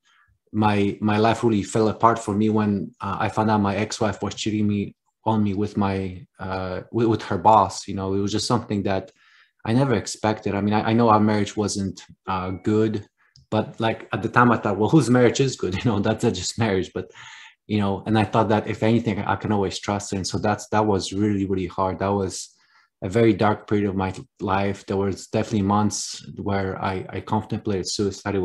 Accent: Poland; accent: Polish; moved away; I was actually born in Poland. That's where the name and accent comes from.

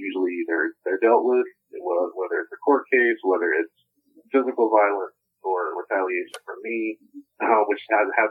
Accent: New Orleans, Louisiana, United States; I was born in New Orleans

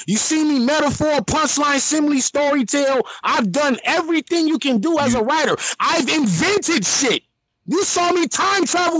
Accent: California, United States; I'm from Cali

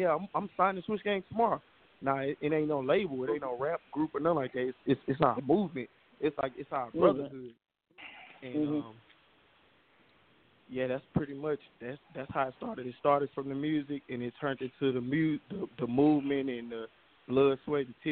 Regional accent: Memphis, Tennessee, United States; also born or lived in Little Rock / Long Beach, California / Atlanta; I'm from Memphis, 10

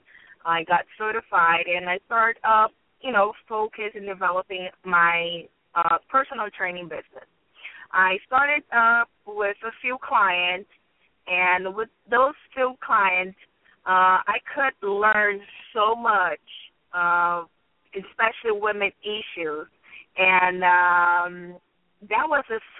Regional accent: Brazil; moved away as an adult; I am from Brazil, right? I'm here, I would say, for 5 years.

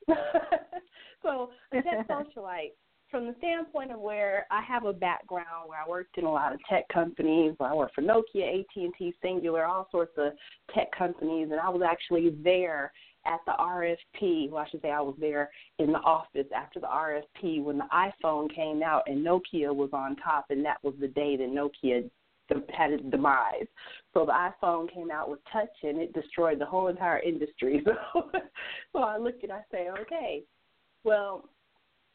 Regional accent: Colorado, United States; I come from Colorado

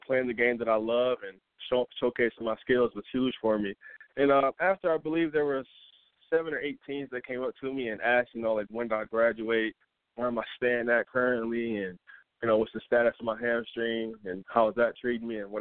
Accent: Flint, Michigan, United States; also born or lived in Montrose, Michigan; growing up in Flint

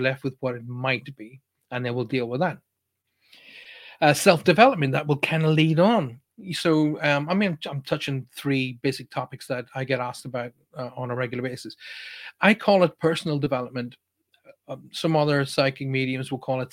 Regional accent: Ireland; I'm obviously Irish and I come from a very, very deep religious background

